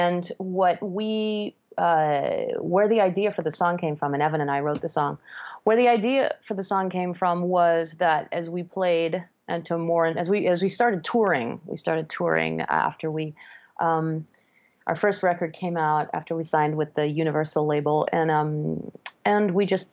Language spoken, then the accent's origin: English; France; moved away as an adult; now in New York, United States; I was born in France and my dad is from France. My mother is from Toronto. So I have the French side, the Canadian side, and now I'm married to an American. I spent most of my formative years growing up in France, went to high school there